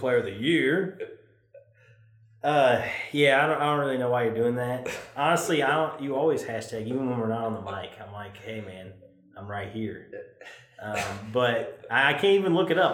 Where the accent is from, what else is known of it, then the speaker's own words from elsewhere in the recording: Chicago, Illinois, United States; I'm from Chicago.